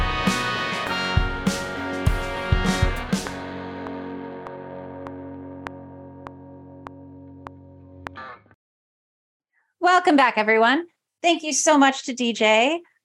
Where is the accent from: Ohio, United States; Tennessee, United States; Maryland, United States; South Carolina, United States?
South Carolina, United States; hometown paper The Island Packet; my hometown paper, The Island Packet